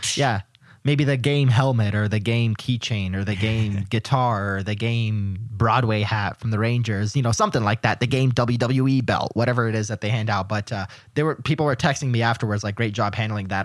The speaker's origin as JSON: {"language": "English", "country": "Canada", "said": "I am Canadian"}